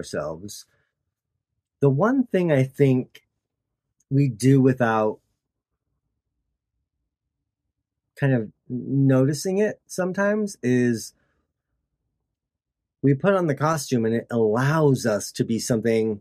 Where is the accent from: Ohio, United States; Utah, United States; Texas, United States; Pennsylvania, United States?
Utah, United States; Tooele; my hometown in Tooele